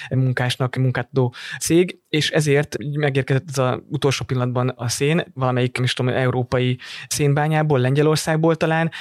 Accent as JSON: {"language": "Hungarian", "town": "Dunaújváros", "region": "Fejér", "country": "Hungary", "tie": "born or raised there", "moved": "yes", "said": "Dunajvárosban nőttem föl"}